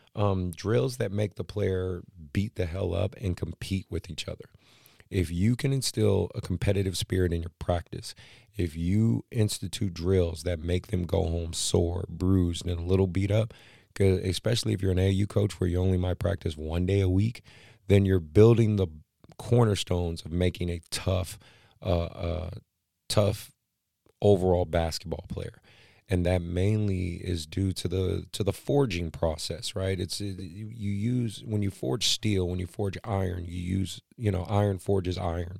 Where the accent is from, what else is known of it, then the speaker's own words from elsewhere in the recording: Oakland, California, United States; now in Sacramento, United States; Oakland, my hometown